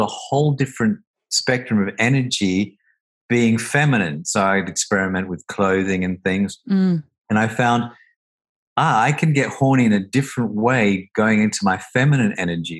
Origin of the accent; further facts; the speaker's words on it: Australia; I grew up in Australia, and you know, a very homophobic country